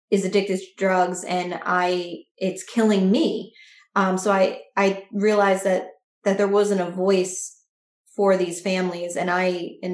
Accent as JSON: {"language": "English", "region": "New Jersey", "country": "United States", "said": "I am a writer from New Jersey"}